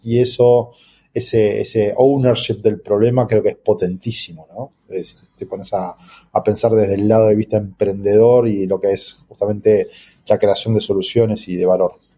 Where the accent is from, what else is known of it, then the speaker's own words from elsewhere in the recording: Argentina; para un país como, Argentina u otros países donde sufrimos de la alta inflación